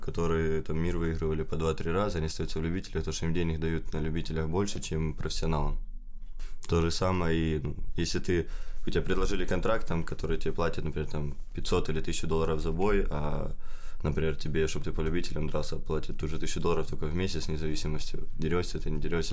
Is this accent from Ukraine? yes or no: yes; Ukraine